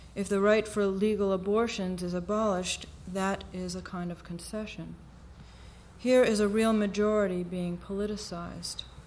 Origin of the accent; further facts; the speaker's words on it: United States; we are still American born and foreign